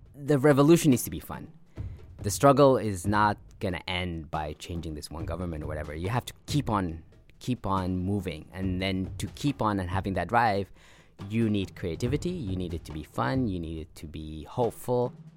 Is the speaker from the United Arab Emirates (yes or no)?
yes; Abu Dhabi, United Arab Emirates; also born or lived in Sudan; we moved to United Arab Emirates, and I grew up in Abu Dhabi